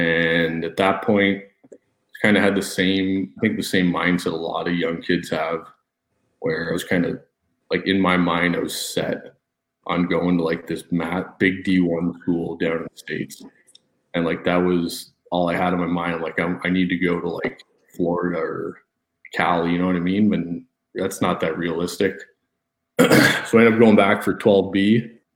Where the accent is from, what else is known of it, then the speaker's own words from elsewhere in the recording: Welland, Ontario, Canada; now in Sudbury, Canada; I grew up in Welland, Ontario.